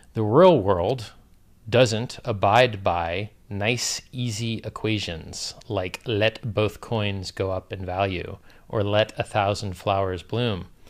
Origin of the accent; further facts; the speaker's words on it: Florida, United States; I'm from Florida